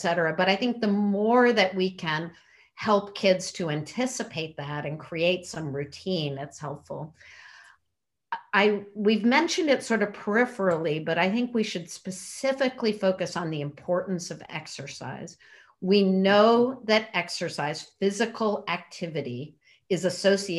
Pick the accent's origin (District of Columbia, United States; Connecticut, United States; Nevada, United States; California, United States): Connecticut, United States; also born or lived in North Carolina; now in New York City, United States; I grew up in Connecticut, but back in New York's, you know, for about 4.5 years coming from North Carolina